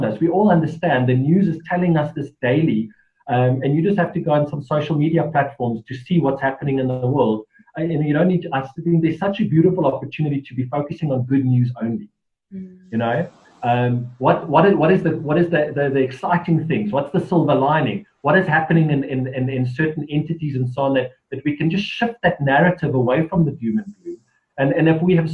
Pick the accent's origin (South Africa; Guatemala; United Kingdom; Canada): South Africa; just being authentically South African